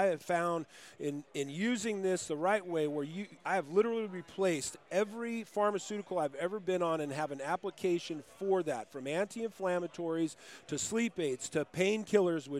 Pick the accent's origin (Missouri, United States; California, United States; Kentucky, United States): California, United States; Moreno Valley; also born or lived in Riverside, California; I grew up in a town called Moreno Valley